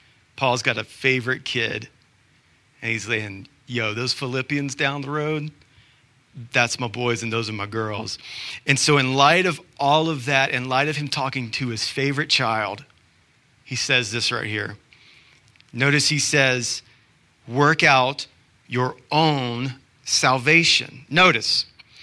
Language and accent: English; Georgia, United States; now in Utah, United States; I'm from Georgia.